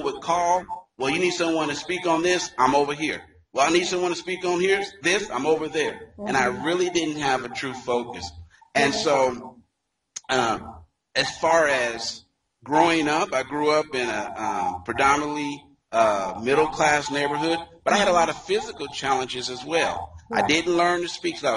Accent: Dayton, Ohio, United States; I am, first of all, a native, as you mentioned, of Dayton, Ohio

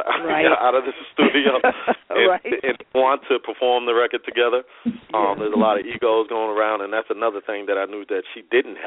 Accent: Brockton, Massachusetts, United States; moved away as an adult; also born or lived in Boston, Massachusetts / Pachuta, Mississippi; now in Huntsville, United States; So I was born originally in Brockton, Massachusetts, which is about 25 miles south of Boston. And my family is from Pachuta, Mississippi, which is about 25 miles south of Meridian.

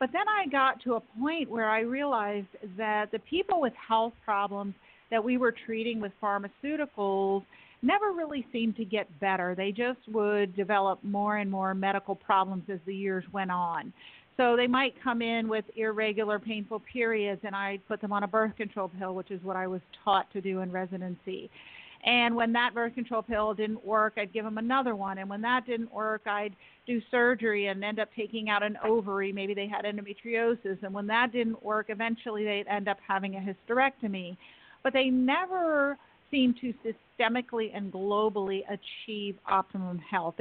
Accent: New York City, New York, United States; I grew up in Manhattan, not far from you

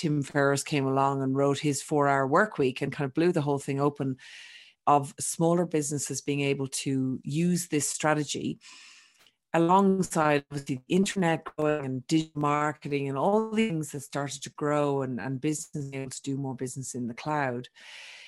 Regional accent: Ireland; accent: Irish; also born or lived in Australia; now in Europe; I'm Irish, for those that haven't picked up my accent, but I'm sort of a truly global citizen because although I was born in Ireland, I lived for 20 years, almost 20 years in Australia

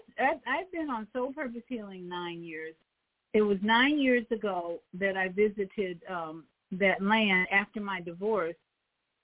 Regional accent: Chicago, Illinois, United States; I'm from Chicago. I was born and raised in Chicago

